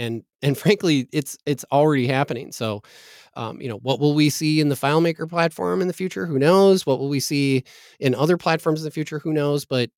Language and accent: English; Green Bay, Wisconsin, United States; born there; I was born in Green Bay, Wisconsin, so I think we're supposed to be professional football fans.